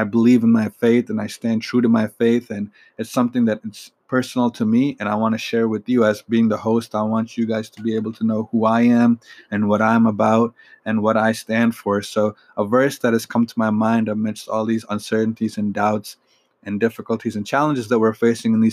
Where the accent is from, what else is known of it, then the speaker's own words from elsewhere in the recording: Michigan, United States; I'm from Michigan